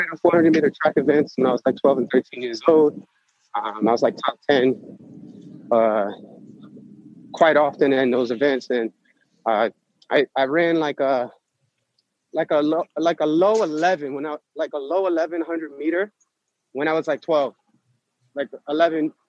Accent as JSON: {"language": "English", "town": "New York City", "region": "New York", "country": "United States", "tie": "born or raised there", "said": "I actually grew up on 37th Street. Oh, did you? Manhattan."}